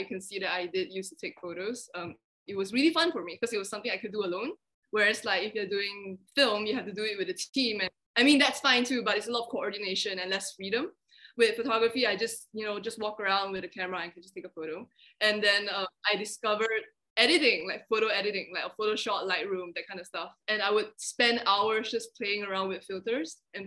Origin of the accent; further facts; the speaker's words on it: Malaysia; also born or lived in Australia; I just grew up, like, born and raised in Malaysia